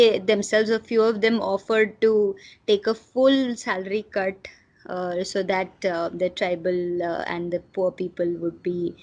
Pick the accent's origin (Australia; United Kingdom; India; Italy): India; Silvassa, Dadra and Nagar Haveli and Daman and Diu; now in Pune, India; I am originally coming from Silvassa, so I have family there